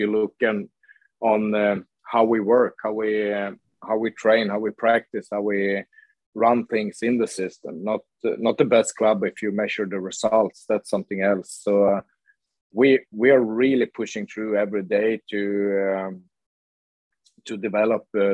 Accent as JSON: {"language": "English", "town": "Luleå", "region": "Norrbotten County", "country": "Sweden", "tie": "born or raised there", "moved": "yes", "lives_now": "Gothenburg, Sweden", "said": "I grew up in Luleå, and it's a city with a steel factory"}